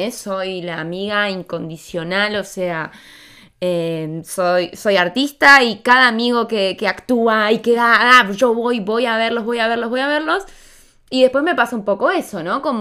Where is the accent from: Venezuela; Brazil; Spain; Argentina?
Argentina; moved away; me, vine de Argentina hace muy poco y me hicieron un montón de despedidas